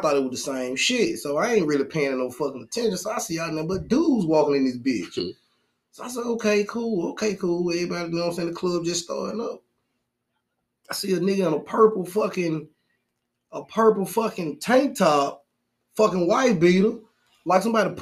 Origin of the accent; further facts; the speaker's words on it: Birmingham, Alabama, United States; I'm from Birmingham